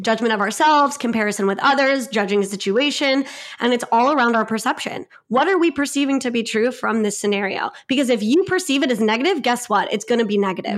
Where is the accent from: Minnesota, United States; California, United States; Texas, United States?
California, United States; Long Beach; I am from Long Beach, California, so pretty much on the border of L A and Orange County. So, I grew up in L A, still here, love this city